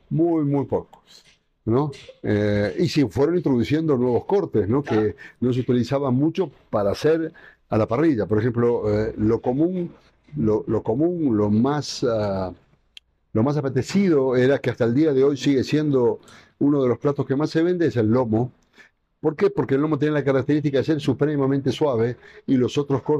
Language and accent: Spanish; Ecuador; yo crecí con la gastronomía, yo prácticamente crecí con la gastronomía en Ecuador y hoy la gastronomía de Ecuador es lo que es